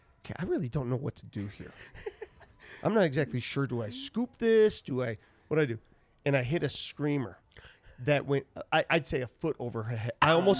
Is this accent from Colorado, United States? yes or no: yes; Denver, Colorado, United States; I grew up in North Denver.